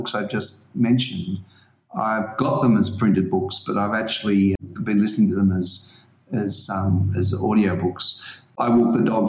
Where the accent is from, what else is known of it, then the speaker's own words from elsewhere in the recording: Australia; I'm an Australian, so I have a really great Australian music playlist